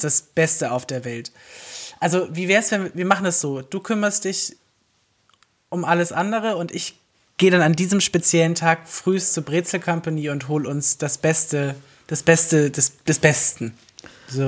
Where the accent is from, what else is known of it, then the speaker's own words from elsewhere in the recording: the South, Southern Germany, Germany; now in Berlin, Germany; ich komme halt aus dem Süden